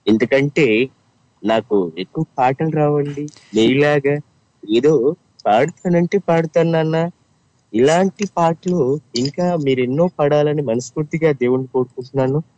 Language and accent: Telugu; Guntur, Andhra Pradesh, India; okay అయితే మాది గుంటూరు